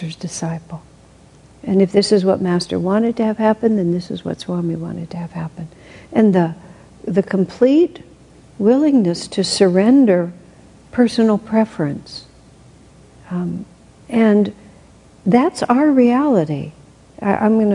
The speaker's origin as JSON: {"language": "English", "country": "United States", "said": "being an American"}